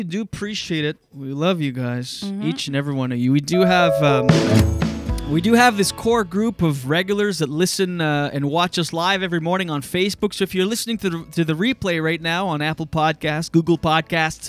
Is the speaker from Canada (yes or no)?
yes; Skiduk, New Brunswick, Canada; moved away; also born or lived in Wakefield; where I grew up on Dion Road in Skiduk, New Brunswick